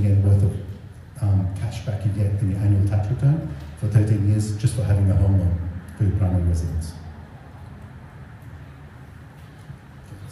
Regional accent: Australia; moved away as an adult; now in Japan; I'm Australian. This May will be 20 years in Japan for me. So I came in 2003

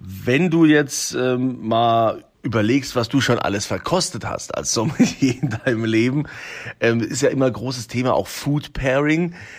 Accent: Rhineland-Palatinate, Germany; bei uns in Deutschland, in Rheinland-Pfalz

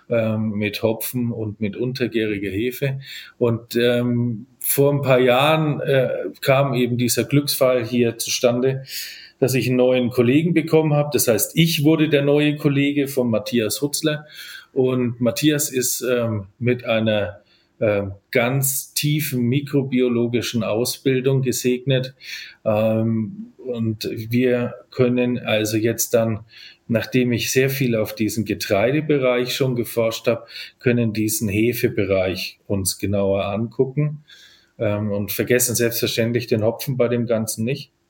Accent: Nuremberg, Bavaria, Germany; also born or lived in Cork, Ireland; ich habe einen ganz typischen fränkischen Nachnamen, aber ich komme tatsächlich äh, aus dieser Gegend. Ich bin Nürnberger

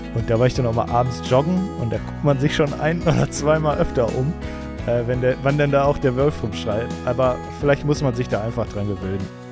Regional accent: Essen, North Rhine-Westphalia, Germany; Ich komme aus Essen, aus dem Ruhrgebiet

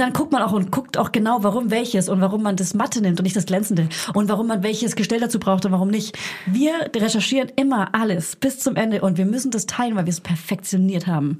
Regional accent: Franconia, near Hof, Bavaria, Germany; accent: Franconian; now in Berlin, Germany; ich komme ja aus, aus Franken, aus der Nähe von der Stadt Hof, aus einem kleinen

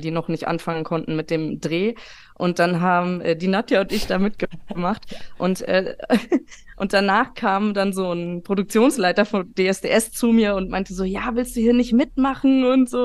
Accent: Taunus, Hesse, Germany; Ich bin aus dem Taunus und ich wohne auch noch hier. Äh, mich hat es nicht so weit rausgetrieben.

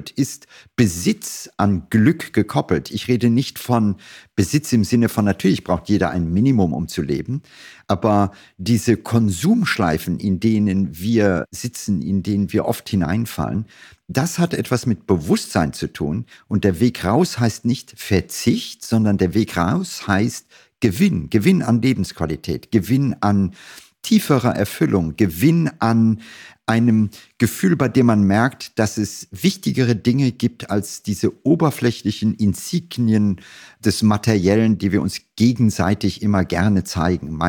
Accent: Germany; Es ist so, dass wir als Deutsche immer stolz sind und sagen, wir sind, keine Ahnung, Exportweltmeister.

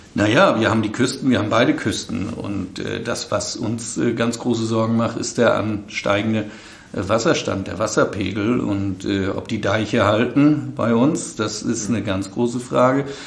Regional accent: Flensburg, Schleswig-Holstein, Germany; in Flensburg, wo ich herkomme

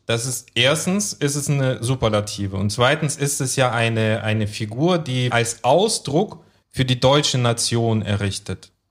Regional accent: Temirtau, Karaganda Region, Kazakhstan; now in Germany; in meiner Heimatstadt Timirtau, was ja eine große Industriestadt war

